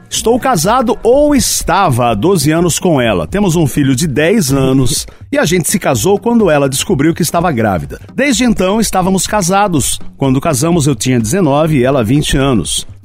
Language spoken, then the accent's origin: Portuguese; Santa Catarina, Brazil; tenho 29 anos, sou de Santa Catarina, signo de peixes.